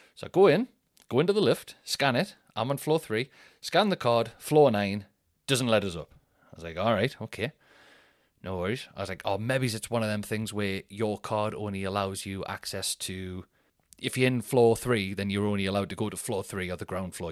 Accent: Newcastle upon Tyne, North East England, United Kingdom; being the Geordie, the northern guy

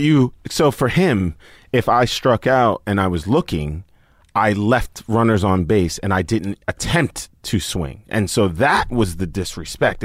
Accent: New York City, New York, United States; moved away; I grew up in Staten Island, New York

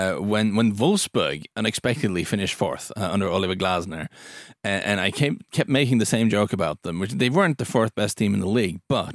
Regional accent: Lyngdal, Agder, Norway; It's from Egersund, I think. I'm from Lyngdal.

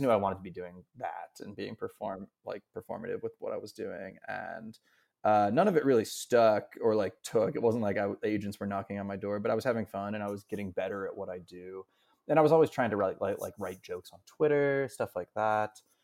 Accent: Pittsburgh, Pennsylvania, United States; moved away as an adult; now in New York, United States; I'm from Pittsburgh. I moved to New York after, after college in two thousand twelve

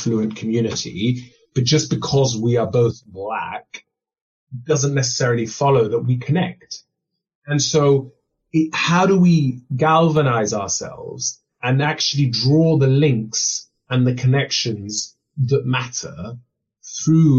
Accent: London, United Kingdom; also born or lived in Kenya; growing up in Northwest London

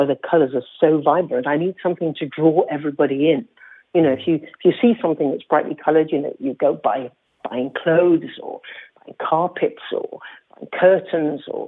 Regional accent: Zanzibar, Tanzania; I come from Zanzibar

